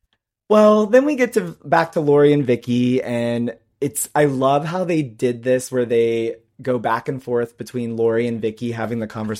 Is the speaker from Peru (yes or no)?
yes; Peru; English is a second language; And saying that because I'm from Peru, I don't understand things?